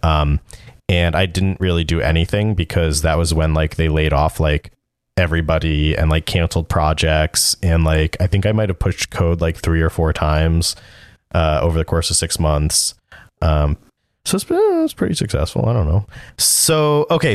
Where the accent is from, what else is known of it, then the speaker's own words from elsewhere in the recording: New Jersey, United States; moved away as an adult; also born or lived in West Haven, Connecticut / Boston; I was from New Jersey